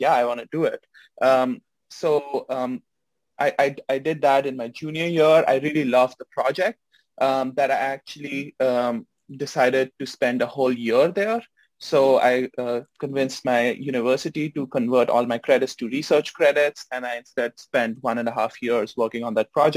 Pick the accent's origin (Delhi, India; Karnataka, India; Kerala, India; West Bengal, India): Delhi, India; New Delhi; moved away as an adult; also born or lived in Canada; now in Los Angeles, United States; I'm originally from India. I grew up in New Delhi, and I started my undergraduate degree in India